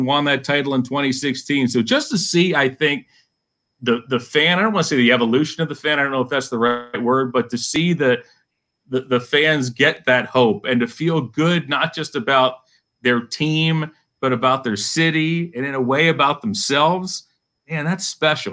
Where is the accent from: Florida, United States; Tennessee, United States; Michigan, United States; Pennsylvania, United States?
Pennsylvania, United States; Western; now in Cleveland, United States; I work in Cleveland, but I was born in Western Pennsylvania